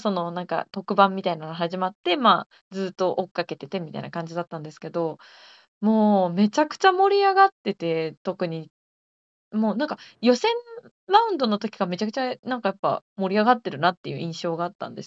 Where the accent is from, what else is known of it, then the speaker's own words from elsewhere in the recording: rural Gifu Prefecture, Japan; 現在絶賛岐阜県のど田舎にあの在住している私27なんですけれども